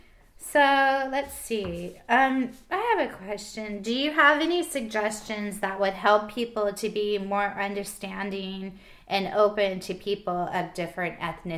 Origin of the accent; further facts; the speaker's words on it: California, United States; growing up in California, I've only lived here.